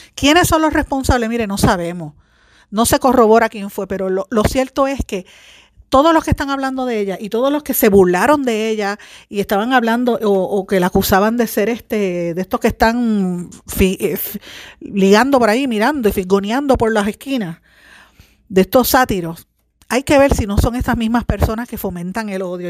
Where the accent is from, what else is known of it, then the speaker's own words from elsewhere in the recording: Puerto Rico; me siento orgullosa de haber sido seleccionada como puertorriqueña